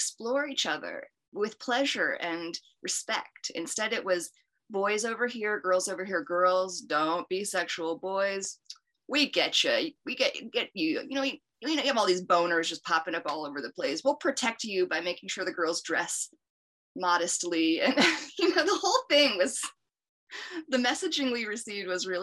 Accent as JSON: {"language": "English", "country": "United States", "tie": "born or raised there", "said": "as an American girl growing up"}